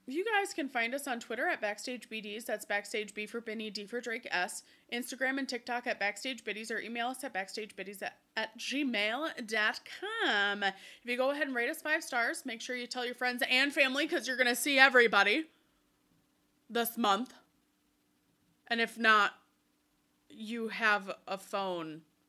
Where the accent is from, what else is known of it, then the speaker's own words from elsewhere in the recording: Wisconsin, United States; we're from Wisconsin